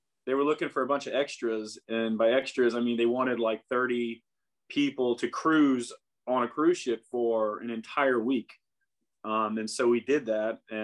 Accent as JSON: {"language": "English", "town": "Seattle", "region": "Washington", "country": "United States", "moved": "as an adult", "said": "I'm from Seattle"}